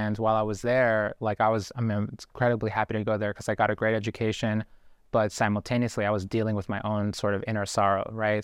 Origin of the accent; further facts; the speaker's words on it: Boston, Massachusetts, United States; also born or lived in Guayaquil, Ecuador; we moved to Boston when I was four years old